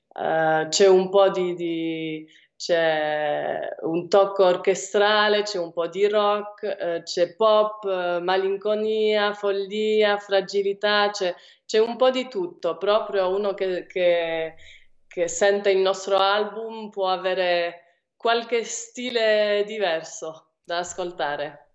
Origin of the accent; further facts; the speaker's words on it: Switzerland; noi due siamo, siamo nate in Svizzera però io ho origini italiane